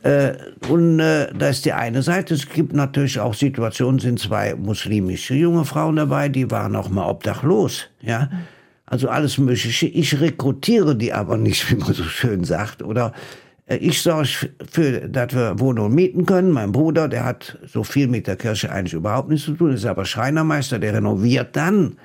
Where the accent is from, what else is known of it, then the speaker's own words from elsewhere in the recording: Rhineland, Germany; als Rheinländer